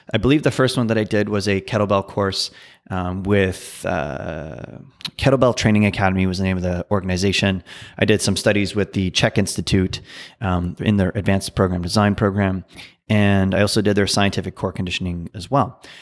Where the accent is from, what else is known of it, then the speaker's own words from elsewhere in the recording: Ottawa, Ontario, Canada; also born or lived in New Brunswick; I was born in Ottawa, and I spent a good portion of my childhood in New Brunswick, and then moved back to Ottawa uh, when I was 10 years old, and I've been in Ottawa ever since